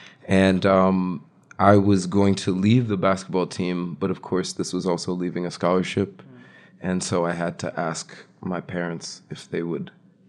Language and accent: English; New Rochelle, New York, United States; also born or lived in Upper West Side, Manhattan / Vermont; I'm from Westchester County. I'm from New Rochelle, New York.